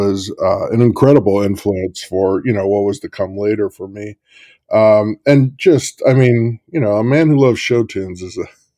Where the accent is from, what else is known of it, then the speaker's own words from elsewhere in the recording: St. Louis, Missouri, United States; I'm from St. Louis.